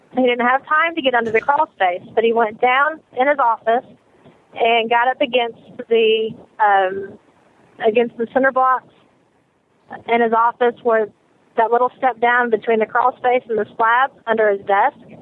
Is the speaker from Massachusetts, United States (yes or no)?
no; Illinois, United States; now in Alabama, United States; I'm originally from Illinois